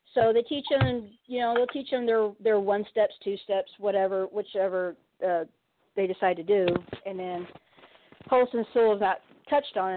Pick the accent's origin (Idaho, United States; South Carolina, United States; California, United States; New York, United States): California, United States; San Diego; I'm from San Diego